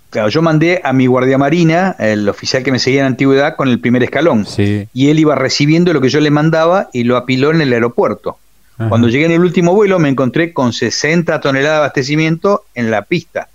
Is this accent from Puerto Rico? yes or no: no; Buenos Aires, Argentina; Yo soy nacido en Capital Federal. Ajá pero mi familia es correntina